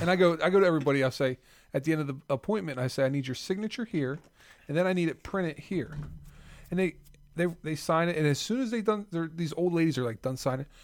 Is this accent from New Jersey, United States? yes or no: yes; South Jersey / Philadelphia, New Jersey, United States; I'm from South Jersey slash Philly